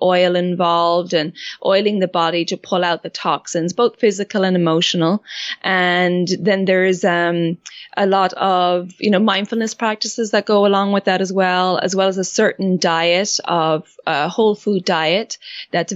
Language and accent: English; Ireland; moved away as an adult; also born or lived in France; I grew up in Ireland and then traveled a bit